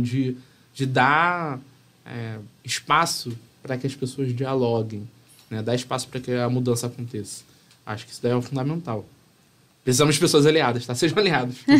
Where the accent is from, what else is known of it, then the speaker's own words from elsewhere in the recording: Rio de Janeiro, Brazil; eu vim do subúrbio do Rio de Janeiro